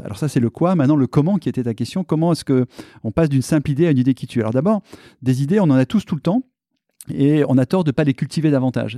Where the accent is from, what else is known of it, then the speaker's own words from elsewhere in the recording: Clermont-Ferrand, Auvergne-Rhône-Alpes, France; moved away as an adult; also born or lived in Paris; Je suis un Auvergnat né à Clermont-Ferrand